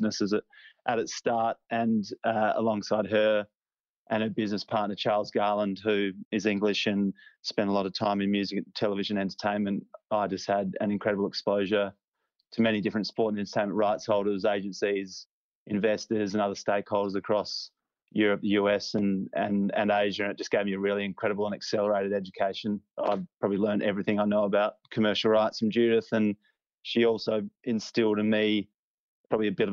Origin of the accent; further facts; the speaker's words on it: Adelaide, South Australia, Australia; accent: Aussie; moved away as an adult; also born or lived in London, United Kingdom; now in Sydney, Australia; growing up in Adelaide